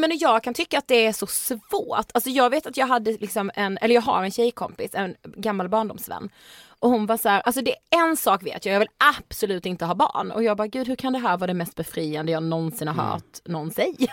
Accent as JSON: {"language": "Swedish", "town": "Karlshamn", "region": "Blekinge", "country": "Sweden", "said": "nämnde jag att vi kom från Karlshamn?"}